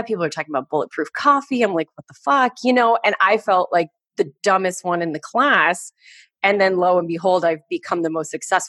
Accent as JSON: {"language": "English", "area": "Orange County", "region": "California", "country": "United States", "tie": "born or raised there", "said": "I grew up in Orange County."}